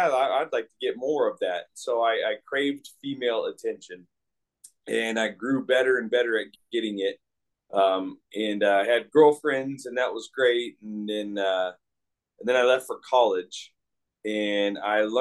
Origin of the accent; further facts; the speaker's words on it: Port Orchard, Washington, United States; I grew up in the Pacific Northwest, in a town called Port Orchard, Washington